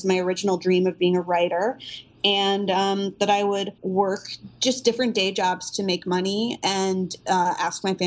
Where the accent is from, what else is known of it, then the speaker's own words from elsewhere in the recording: New Jersey, United States; moved away as an adult; also born or lived in North Carolina; I lived in New Jersey, and I applied as an out-of-state student